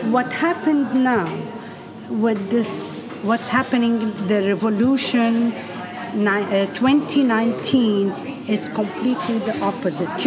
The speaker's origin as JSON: {"language": "English", "country": "Lebanon", "also_born_or_lived": "United States", "moved": "as an adult", "said": "Went to the U.S. for 13 years. I was away from Lebanon 25. Came back. I'm a mother of three"}